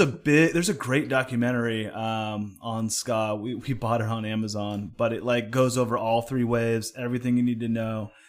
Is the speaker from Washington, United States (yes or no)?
no; Oakland, California, United States; moved away; originally born and raised in Oakland